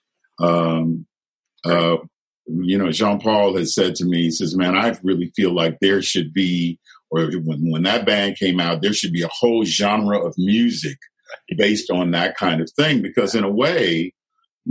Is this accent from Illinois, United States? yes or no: yes; Chicago, Illinois, United States; moved away; I grew up in Chicago at a time where, you know, there was a lot of conflict